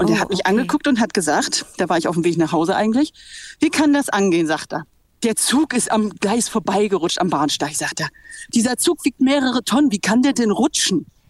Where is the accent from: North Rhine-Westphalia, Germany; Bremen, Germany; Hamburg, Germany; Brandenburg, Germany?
Bremen, Germany; Ich bin eigentlich Bremerin